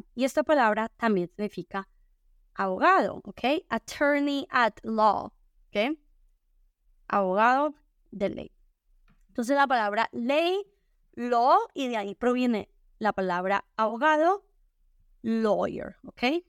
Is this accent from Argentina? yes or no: no; Spain; also born or lived in Colombia; yo crecí en España, crecí viendo al Real Madrid